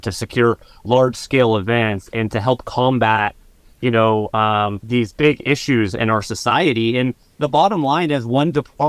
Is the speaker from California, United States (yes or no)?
no; Scottsdale, Arizona, United States; I grew up, yeah, go Huskies. I grew up in North Scottsdale.